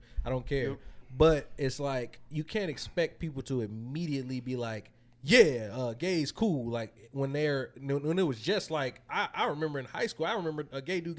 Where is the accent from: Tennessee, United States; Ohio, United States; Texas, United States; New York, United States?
Texas, United States; Houston; also born or lived in Pearland; growing up in Houston early on in life